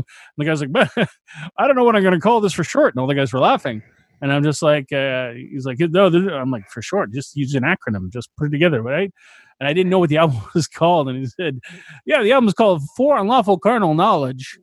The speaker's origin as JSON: {"language": "English", "country": "Canada", "said": "I'm Canadian."}